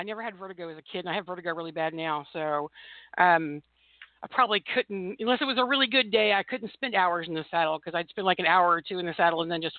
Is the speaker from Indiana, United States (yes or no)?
yes; Indiana, United States; now in Tulsa, United States; Well, I'm from Indiana. Now, my husband's here from Oklahoma. He was born in Broken Arrow, and we're in Tulsa now.